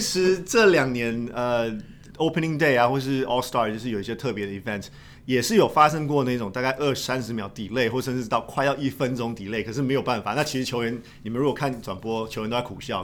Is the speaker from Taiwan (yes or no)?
yes; Taiwan; 我身为台湾人